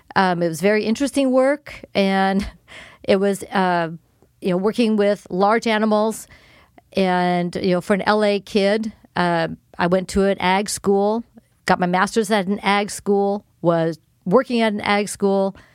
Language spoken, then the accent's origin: English; Los Angeles, California, United States; moved away as an adult; also born or lived in Davis, California; now in Keizer, United States; born and raised in Los Angeles. I was actually born in the city of Los Angeles